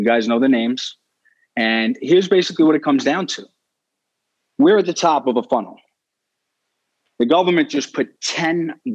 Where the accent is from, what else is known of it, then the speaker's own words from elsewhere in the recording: New York City, New York, United States; I was born in Brooklyn, Staten Island.